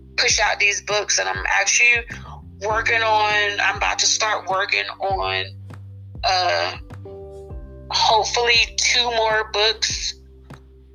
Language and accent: English; Trenton, New Jersey, United States; moved away as an adult; now in Texas, United States; I used to live in New Jersey. I live in Texas now, so I'm from New Jersey.